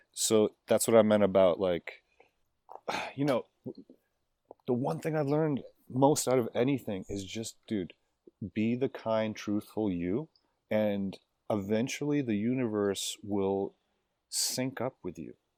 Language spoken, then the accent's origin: English; Miami, Florida, United States; I grew up in Miami